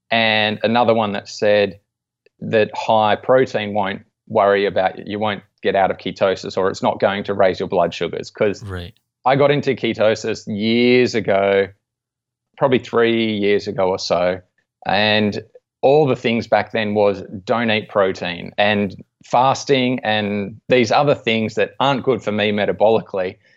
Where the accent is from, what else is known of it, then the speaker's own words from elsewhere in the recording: Australia; being an Aussie and interested in sports as well